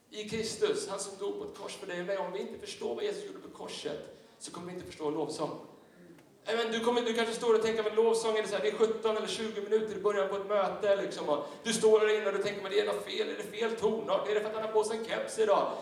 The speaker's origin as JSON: {"language": "Swedish", "town": "Tyresö", "region": "Stockholm County", "country": "Sweden", "tie": "born or raised there", "said": "jag växte upp i en, i en pingstkyrka söder om, eh, Stockholm, i, i Tyresö pingstkyrka"}